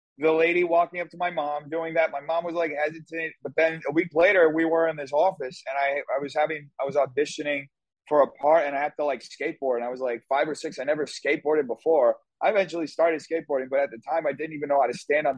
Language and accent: English; São Paulo, Brazil; moved away; also born or lived in Morristown, New Jersey, United States / New York, United States; I was in Brazil, which where I grew up with my parents. I was born in New Jersey, but I never really lived there.